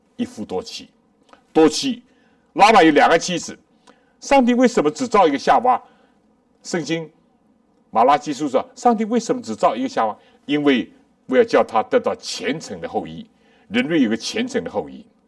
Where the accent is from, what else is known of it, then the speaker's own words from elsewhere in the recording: China; 我们中国人有一句话，有情人终成眷属